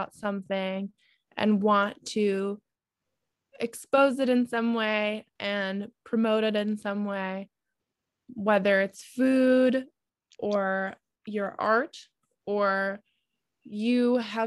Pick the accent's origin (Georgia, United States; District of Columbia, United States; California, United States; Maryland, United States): District of Columbia, United States; Washington; moved away as an adult; now in Hudson Valley, United States; I grew up in Washington, D.C.